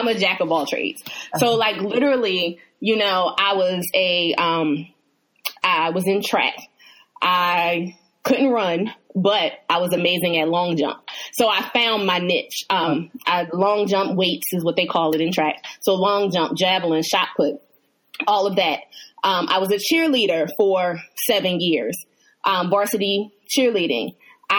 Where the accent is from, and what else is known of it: Hershey, Pennsylvania, United States; born or raised there; also born or lived in Chester, Pennsylvania